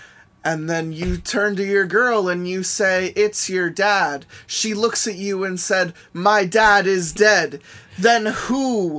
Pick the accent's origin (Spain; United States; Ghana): United States; Southern United States; I'm from the South, and technology doesn't really get around like it does out here on the West Coast.